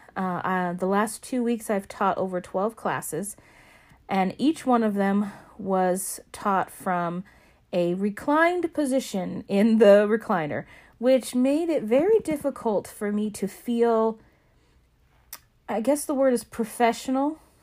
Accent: Alaska, United States; my home state of Alaska

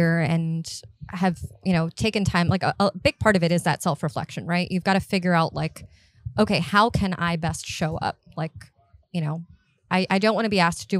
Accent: Miami, Florida, United States; moved away as an adult; also born or lived in North Carolina; now in Charlotte, United States; born and raised in Miami, I lived in Florida for the majority of my life

